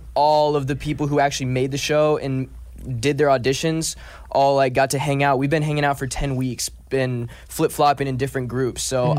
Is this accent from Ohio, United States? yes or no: yes; Cleveland, Ohio, United States; I'm 18. I'm from Cleveland, Ohio.